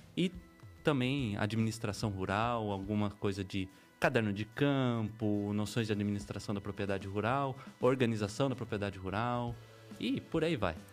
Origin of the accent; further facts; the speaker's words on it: Piedade, São Paulo, Brazil; nascido e criado em Piedade, terrinha boa, minhoca daquela terra mesmo.